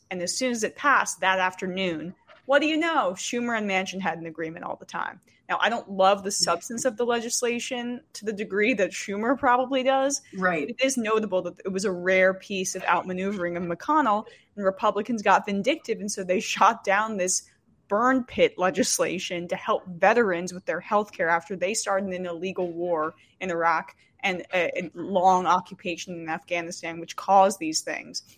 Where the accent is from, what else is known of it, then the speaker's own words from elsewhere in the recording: New Jersey, United States; I grew up in New Jersey